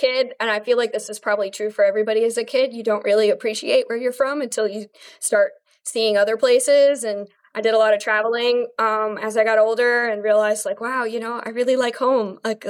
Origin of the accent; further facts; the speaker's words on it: Fort Lauderdale, Florida, United States; I am from Fort Lauderdale, Florida. I was born here. I was raised here. It's kind of like a unicorn to actually stay in Fort Lauderdale when you're from there.